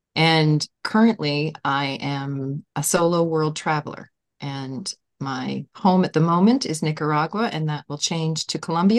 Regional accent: Nova Scotia, Canada; from Nova Scotia, Canada.

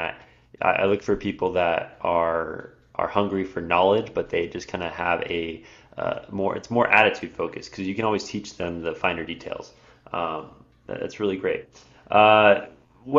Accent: California, United States; I'm from California

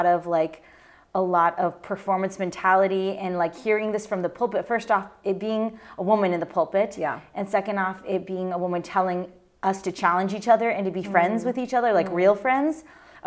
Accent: Eugene, Oregon, United States; now in Southern Oregon, United States; I was born in Eugene.

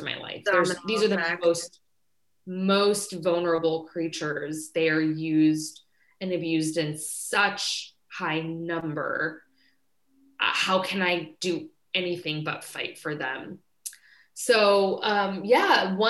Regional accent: Kansas, United States; I was born and raised in Kansas

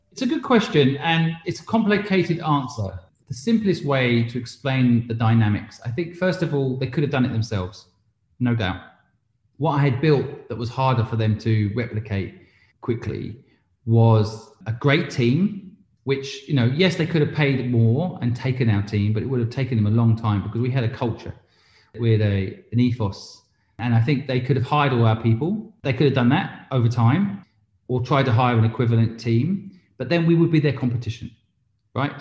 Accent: England, United Kingdom; moved away as an adult; also born or lived in Hong Kong; now in London, United Kingdom; I'm English, but I spent 20 years in England and then I moved to Hong Kong and was 20 years in Hong Kong.

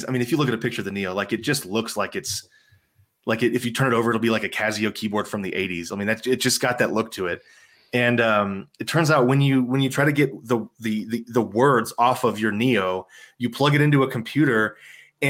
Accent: San Antonio, Texas, United States; I grew up in San Antonio, Texas

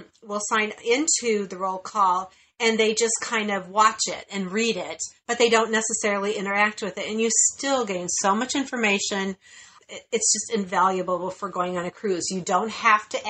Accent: Chicago, Illinois, United States; We're from Chicago

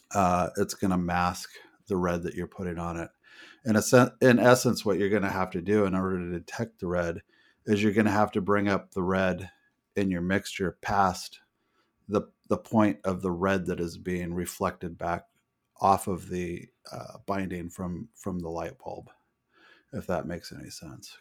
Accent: United States; I'm an American

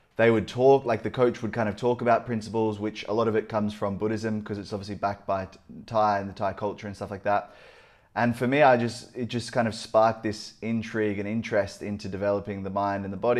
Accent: Gold Coast, Queensland, Australia; I grew up on the Gold Coast

